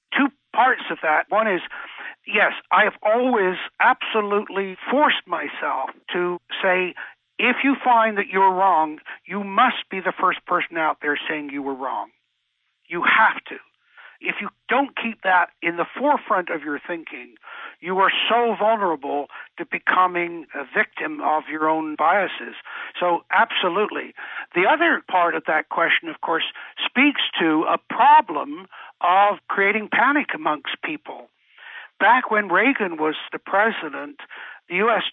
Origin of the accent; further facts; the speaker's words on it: England, United Kingdom; moved away; me growing up in England